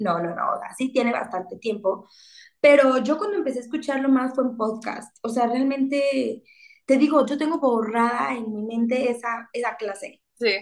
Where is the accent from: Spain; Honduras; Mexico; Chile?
Mexico; una mexicana disfrutando de nuestro país